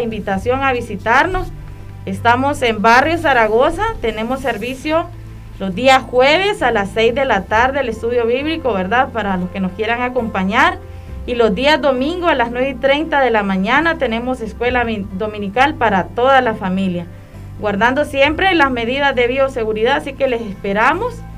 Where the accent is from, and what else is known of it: Honduras